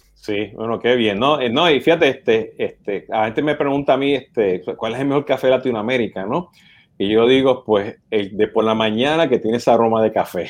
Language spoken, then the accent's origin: Spanish; Puerto Rico; siendo puertorriqueño o boricua, como nos dicen